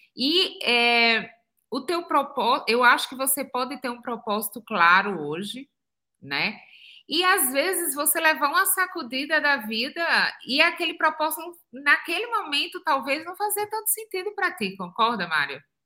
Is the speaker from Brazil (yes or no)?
yes; Pernambuco, Brazil; moved away as an adult; also born or lived in São Paulo, Brazil / New Zealand / United States; sou pernambucana, nascida no interior de Pernambuco